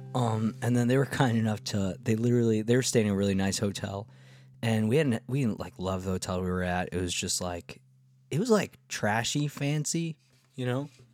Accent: Rockland County, New York, United States; We're here from this little tiny county in the suburbs of New York State

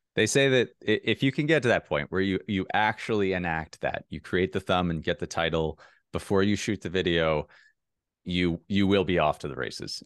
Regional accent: Minnesota, United States; moved away; I'm from Minnesota

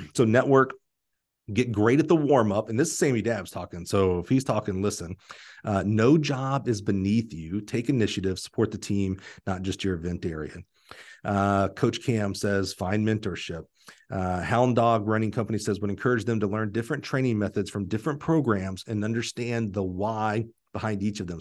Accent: Alabama, United States; I was from Alabama

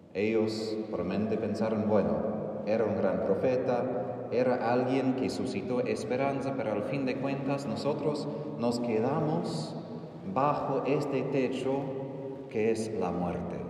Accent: Texas, United States; Spanish is a second language; moved away; soy de Texas

